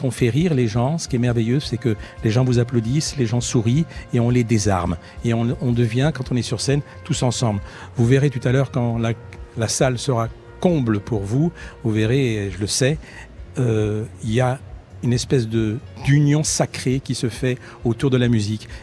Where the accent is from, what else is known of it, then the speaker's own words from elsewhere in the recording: France; J'étais en France, je vis en France, je suis français et je veux qu'on me considère comme, avant tout comme un Français.